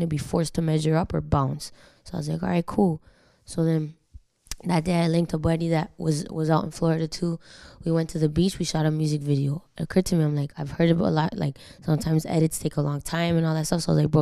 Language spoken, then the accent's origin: English; Toronto, Ontario, Canada; first language Spanish; English is a second language; I was born in Toronto to a wonderful Colombian family. Spanish my first language.